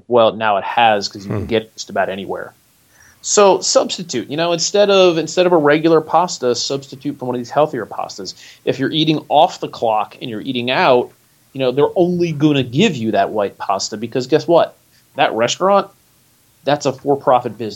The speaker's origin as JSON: {"language": "English", "region": "Northeast", "country": "United States", "tie": "born or raised there", "moved": "yes", "lives_now": "North Carolina, United States", "said": "I grew up in the Northeast"}